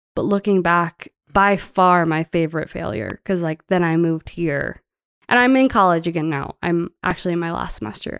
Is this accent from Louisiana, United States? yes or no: yes; Metairie, Louisiana, United States; moved away as an adult; now in Bozeman, United States; I was raised in Metairie, which is like a town right outside of New Orleans